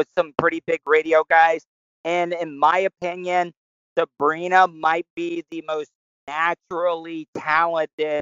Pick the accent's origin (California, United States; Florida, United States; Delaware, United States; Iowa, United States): Florida, United States; Volusia County; I was born and raised in Florida in Volusia County